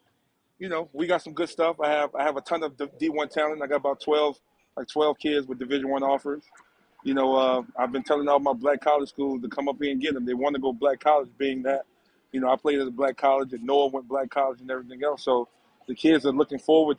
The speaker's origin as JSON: {"language": "English", "town": "New Orleans", "region": "Louisiana", "country": "United States", "tie": "born or raised there", "said": "New Orleans, my hometown"}